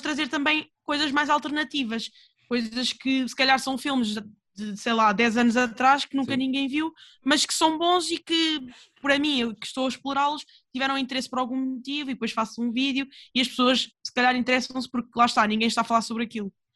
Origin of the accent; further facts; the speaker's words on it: Portugal; eu sou portuguesa